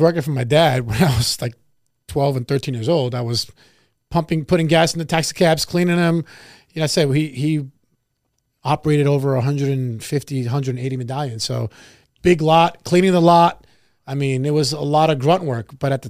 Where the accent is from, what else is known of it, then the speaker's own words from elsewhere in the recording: New York City, New York, United States; moved away; Well, I'm from New York originally.